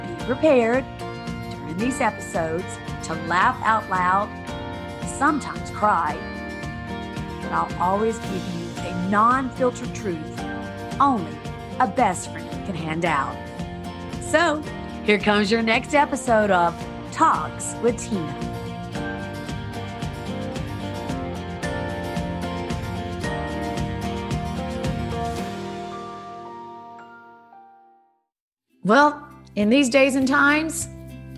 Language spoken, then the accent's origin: English; the South, United States; moved away; also born or lived in Hollywood Hills; growing up in the South, becoming a foster kid